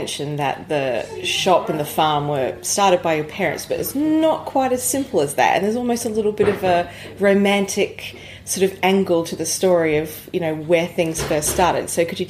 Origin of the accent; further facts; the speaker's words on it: East Midlands, United Kingdom; Because well, you would, because I'm from Leicestershire as well.